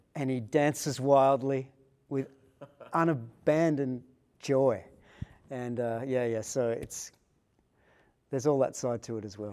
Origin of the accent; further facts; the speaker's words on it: Sydney, New South Wales, Australia; I was born in Sydney